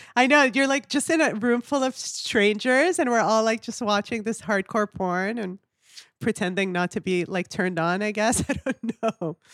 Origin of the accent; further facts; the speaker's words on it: Kuwait; moved away; also born or lived in Canada; I was born and raised in the Middle East